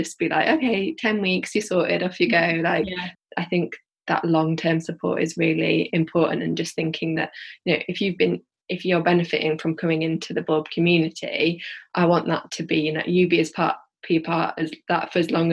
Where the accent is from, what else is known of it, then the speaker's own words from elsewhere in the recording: Yorkshire and the Humber, United Kingdom; accent: Yorkshire; now in Birmingham, United Kingdom; from my accent, like I'm from like Yorkshire, and I'd love to have a Bulb in maybe like Leeds or Huddersfield, where I grew up